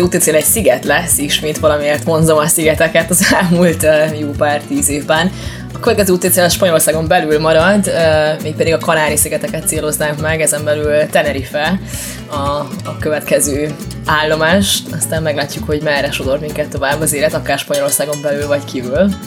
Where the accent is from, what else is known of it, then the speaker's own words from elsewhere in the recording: Hungary; moved away as an adult; also born or lived in Barcelona, Spain / Malta; now in Salou, Spain; Hungriából vagyok, nem pedig uh, eh, braziliánó